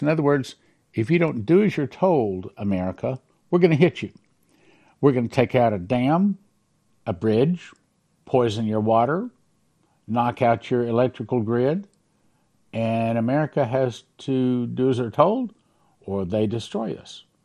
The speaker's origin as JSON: {"language": "English", "region": "Texas", "country": "United States", "said": "I'm a Texan"}